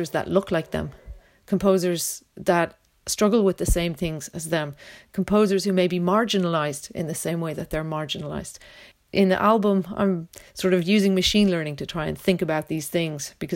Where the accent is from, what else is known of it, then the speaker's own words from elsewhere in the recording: Dublin, Leinster, Ireland; also born or lived in London; now in Roscommon, Ireland; I'm originally from Dublin, but I'm based now in Roscommon and London